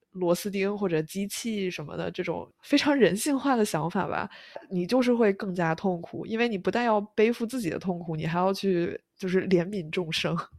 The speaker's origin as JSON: {"language": "Chinese", "country": "China", "tie": "born or raised there", "moved": "yes", "lives_now": "New York, United States", "said": "也算是我的故乡吧"}